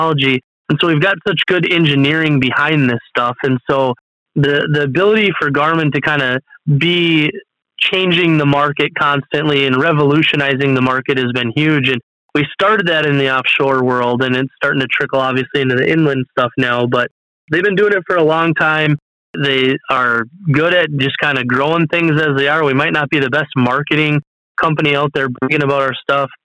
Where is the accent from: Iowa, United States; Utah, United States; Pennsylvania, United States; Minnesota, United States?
Minnesota, United States; I'm from Minnesota, living in Minnesota here